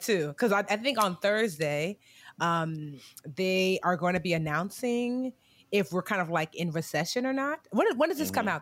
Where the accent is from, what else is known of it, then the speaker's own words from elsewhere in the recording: New Jersey, United States; also born or lived in Newark, New Jersey; I was born in Newark, but I was raised all over Jersey, but came back to Newark